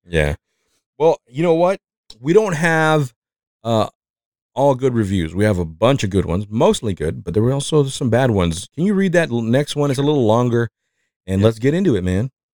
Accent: Mexico; accent: Mexican; English is a second language; moved away

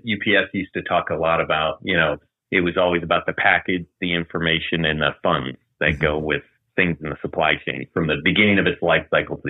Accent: Maryland, United States; born there; also born or lived in Japan; now in Atlanta, United States; But I was born in Maryland, lived in Japan, in a number of other parts of the U.S. Ended up here in Atlanta as a naval officer

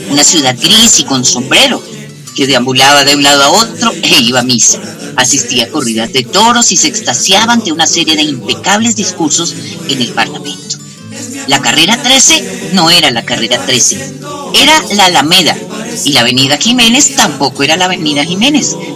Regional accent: Bogotá, Colombia; moved away; estoy muy cachaca porque soy muy cachaca. Yo nací en Bogotá y adoro esta ciudad. Me fui mucho tiempo de Colombia, pero nunca dejé de extrañar a mi Bogotá querida.

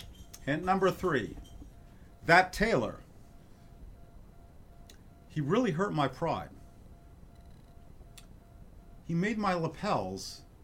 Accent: New York City, New York, United States; now in Oregon, United States; I come from New York City, the second most place for world Jewry in the world, outside of Israel.

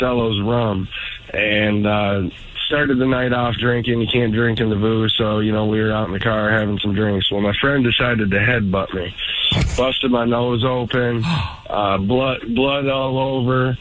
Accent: Chelsea, Michigan, United States; I'm from Chelsea, so, you know, we're in Chelsea

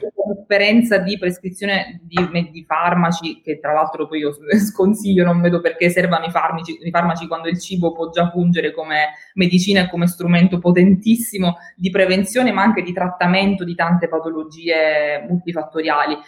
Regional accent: Italy; also born or lived in St. Louis, United States; sono tornata, amo la mia terra, amo, amo vivere e lavorare in Italia

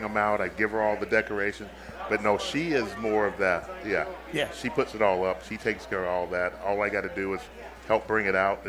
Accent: Arizona, United States; moved away as an adult; now in Minnesota, United States; I grew up in Arizona. I mean, I Sun Devil through and through.

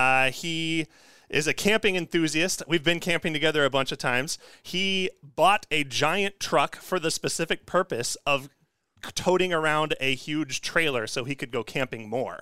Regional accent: Kansas City, Missouri, United States; moved away; I grew up down in Kansas City, and I was in Scouts.

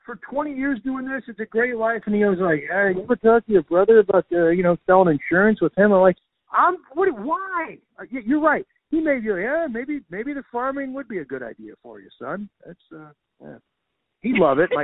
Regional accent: St. Louis, Missouri, United States; I grew up in St. Louis, which is a city, but we're close to farms all over.

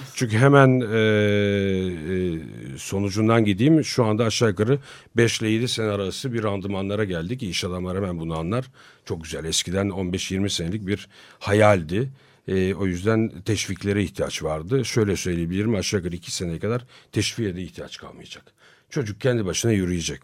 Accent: Turkey; biz Türk'üz, biz burada çalışıyoruz.

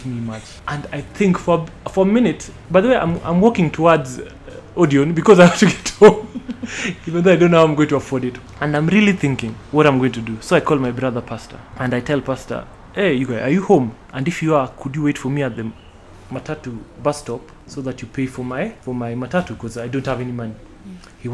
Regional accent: Kisumu, Kisumu County, Kenya; now in Nairobi, Kenya; I spent a lot of my childhood in Kisumu

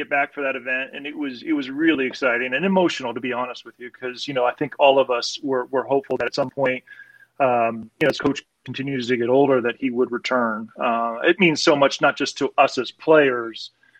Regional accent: Cuyahoga Falls, Ohio, United States; I grew up just in Cuyahoga Falls, which is not too far away.

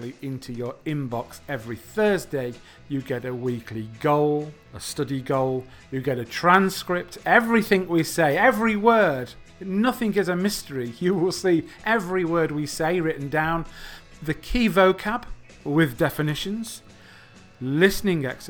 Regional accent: England, United Kingdom; I'm from England

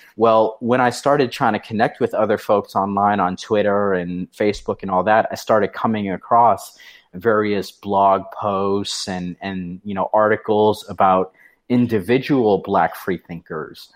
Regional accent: New Hampshire, United States; moved away as an adult; also born or lived in North Carolina; I was from New Hampshire. I had moved down to North Carolina.

